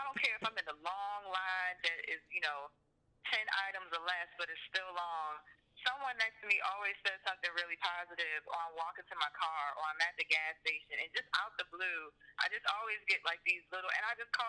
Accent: Baltimore, Maryland, United States; moved away; I'm from Baltimore, but most of the shows I've done have always been outside of Baltimore. So me being back, I've only been back in Maryland for 2 years.

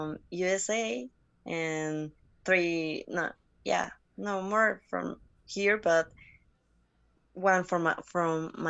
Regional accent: Mexico City, Mexico; English is a second language; I'm from Mexico, like in Mexico City. I live always here.

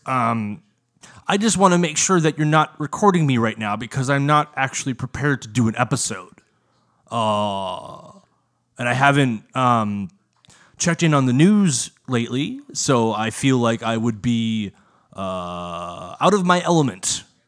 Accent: United States; American, the version of English that we speak in the good ol' U S

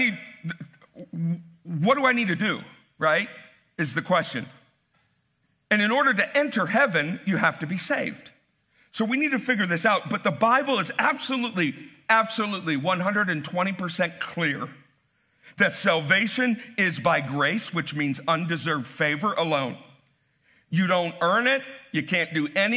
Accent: United States; as American Christians

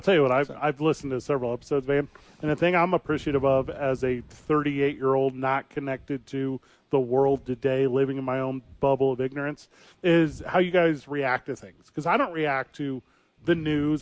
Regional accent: Illinois, United States; we're both from Illinois

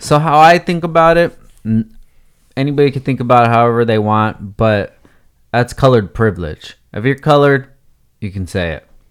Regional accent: SoCal, California, United States; we grew up here

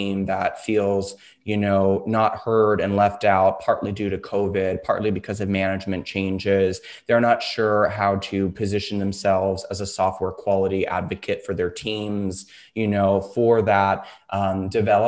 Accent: the South, United States; As we say in the South where I'm from, bless your heart

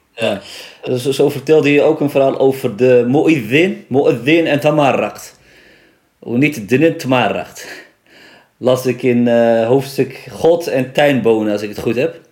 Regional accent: Nador, Oriental, Morocco; ik kom uit Nador

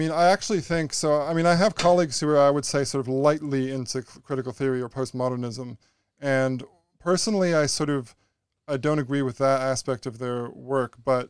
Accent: Canada; yes, I'm a Canadian, so I'm going to be privileged.

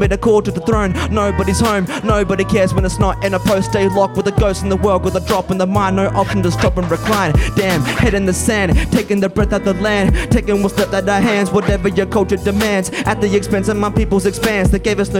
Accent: Logan City, Queensland, Australia; I was born and raised in Logan City, on Newganbeh country.

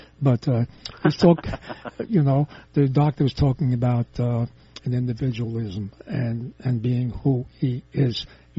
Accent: New York City, New York, United States; I'm born and raised in New York, Manhattan.

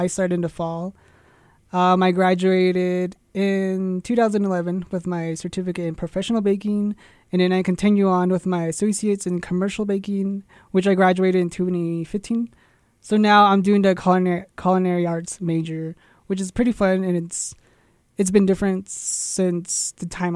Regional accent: Tuba City, Arizona, United States; now in Crownpoint, United States; I come from Arizona, small town, Tuba City, to be exact

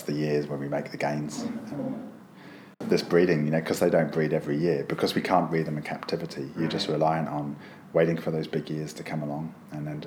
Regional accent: United Kingdom; moved away as an adult; also born or lived in United States; now in New Zealand; as a kid growing up in the UK

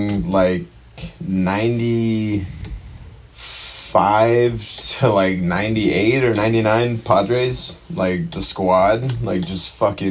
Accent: Chula Vista, California, United States; I grew up in Chula Vista, born and raised, been... kind of moving around SD, just pretty much stayed in San Diego my whole life

